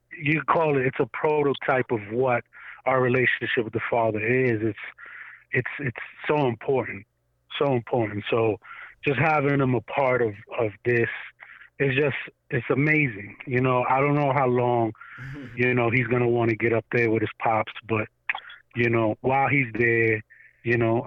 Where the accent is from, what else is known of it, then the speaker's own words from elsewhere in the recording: New York City, New York, United States; now in Orlando, United States; originally I'm from Staten Island, New York. I'm born and raised there